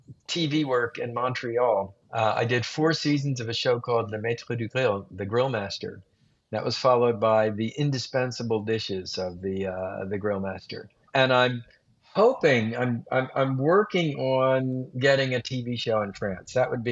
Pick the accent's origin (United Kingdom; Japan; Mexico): Japan; born there; I also feel a little guilty not mentioning Japan, because I was born in Japan.